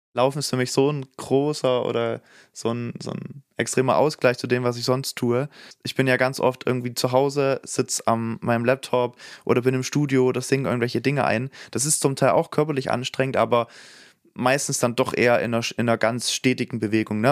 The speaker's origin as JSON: {"language": "German", "region": "Saxony", "country": "Germany", "said": "da, wo ich herstamme in Sachsen"}